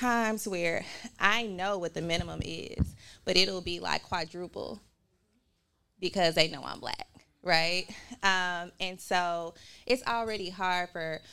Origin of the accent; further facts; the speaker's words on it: Memphis, Tennessee, United States; moved away as an adult; also born or lived in Tallahassee, Florida / Cincinnati, Ohio / New York; I'm born and raised in Memphis